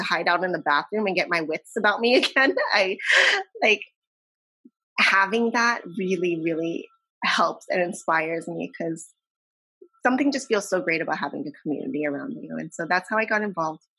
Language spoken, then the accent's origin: English; San Diego, California, United States; I'm in San Diego.